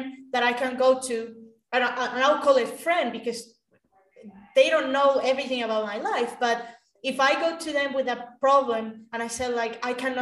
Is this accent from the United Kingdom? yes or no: no; Caracas, Capital District, Venezuela; moved away; I grew up in Caracas, Venezuela, which is the capital of the country.